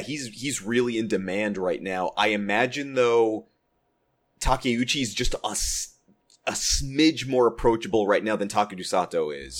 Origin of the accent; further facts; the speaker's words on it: Texas, United States; now in Southern California, United States; my home state of Texas